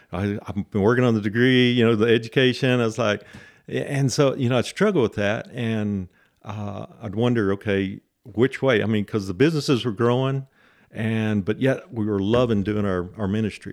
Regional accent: Lubbock, Texas, United States; I grew up here in Lubbock

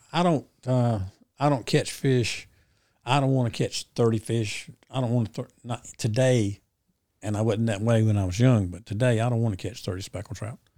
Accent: Ayden, North Carolina, United States; my hometown, Aiden

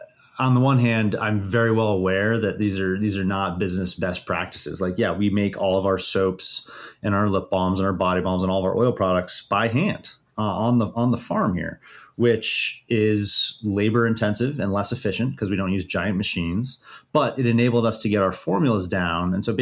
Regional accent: Idaho, United States; when I came home from South Africa to visit my family in Idaho

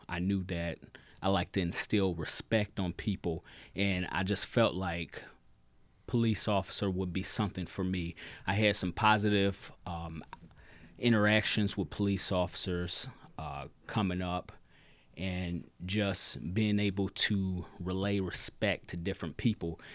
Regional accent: Michigan City, Indiana, United States; moved away as an adult; now in South Bend, United States; I'm originally from Michigan City

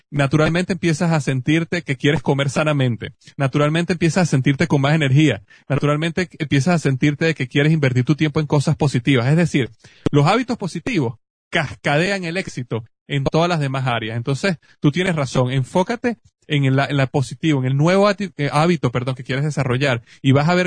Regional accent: Venezuela; yo estaba en Venezuela, en mi país, me, me llevaron a una, a visitar una tía mía que vive en la playa

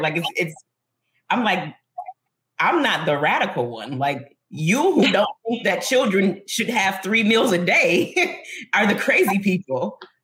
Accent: Buffalo, New York, United States; This is my hometown. I love it here.

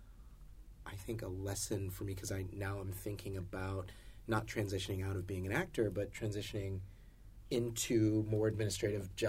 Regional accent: North Carolina, United States; moved away; I'm from North Carolina originally.

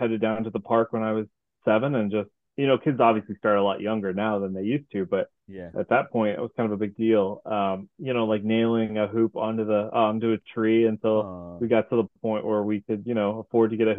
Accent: Indiana, United States; we're from Indiana

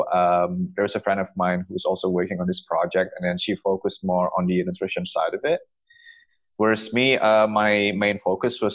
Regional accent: Bali, Indonesia; moved away as an adult; also born or lived in United Kingdom; now in Victoria, Canada; I am originally from Bali, and I did my undergrad in physical education in the UK

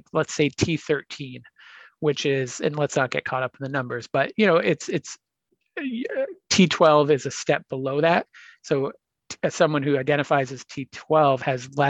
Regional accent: Boston, Massachusetts, United States; it's my hometown marathon.

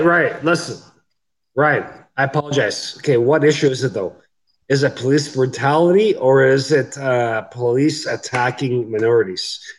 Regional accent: Canada; I'm Canadian

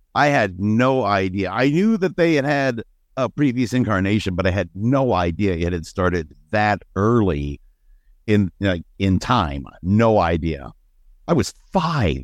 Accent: Ohio, United States; growing up in Gun Rack, Ohio

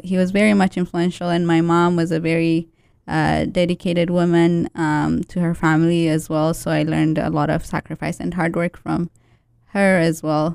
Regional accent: Ethiopia; moved away; Growing up in Ethiopia

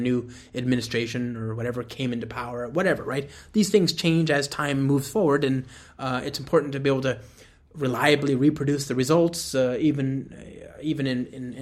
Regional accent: United States; I, as an American

